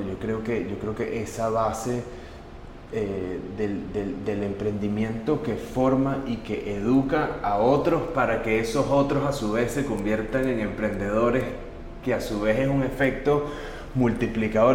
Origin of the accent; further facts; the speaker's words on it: Venezuela; nuestra responsabilidad como venezolanos dar un poco de lo mucho que Venezuela ha hecho y nos ha dado como familia